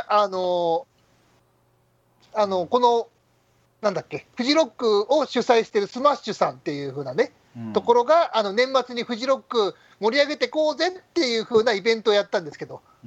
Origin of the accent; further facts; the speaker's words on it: Kawasaki, Kanagawa, Japan; 僕の地元の川崎はですね